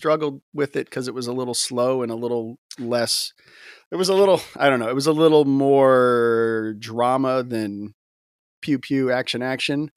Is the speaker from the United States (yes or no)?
yes; Gulf Coast, United States; I grew up in the church, um, you know, in kinda Gulf Coast